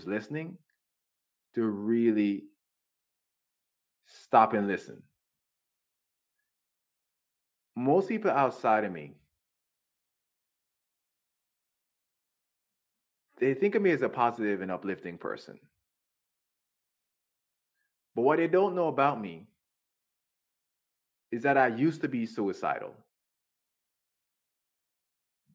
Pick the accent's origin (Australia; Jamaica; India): Jamaica; I was raised in Jamaica